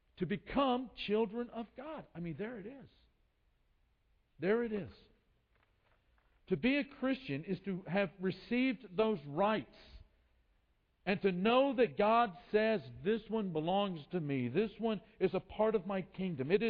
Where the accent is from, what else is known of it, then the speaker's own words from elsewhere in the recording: United States; moved away as an adult; also born or lived in Brazil; we're from the United States.